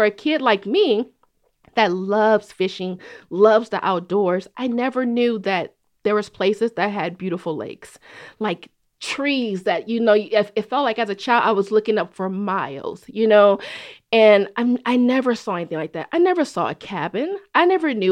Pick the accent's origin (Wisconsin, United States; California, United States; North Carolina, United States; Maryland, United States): California, United States; Oakland; growing up in Oakland